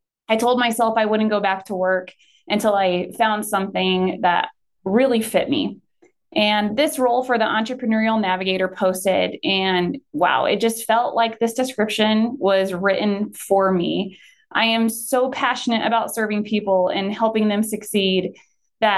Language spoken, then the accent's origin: English; Potter, Nebraska, United States; also born or lived in Colorado Front Range; now in Sidney, United States; moving back to Nebraska, my hometown of Potter, which is, yes, a village of Potter